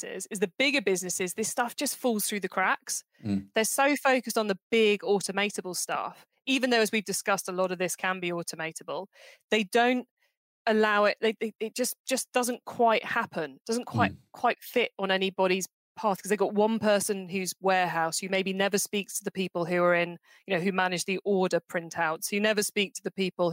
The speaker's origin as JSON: {"language": "English", "area": "Cornwall", "region": "South West England", "country": "United Kingdom", "said": "I'm from Cornwall."}